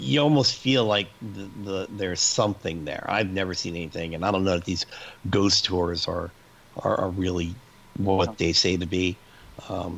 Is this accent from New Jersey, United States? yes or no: yes; New Jersey, United States; I grew up in New Jersey